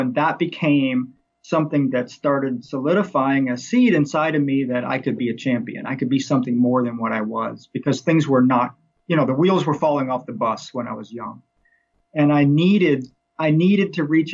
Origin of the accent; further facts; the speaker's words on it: Missouri, United States; I grew up in Missouri